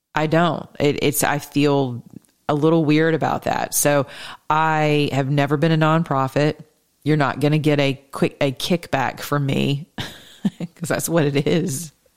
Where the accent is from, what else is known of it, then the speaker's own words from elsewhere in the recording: the South, United States; I'm from the South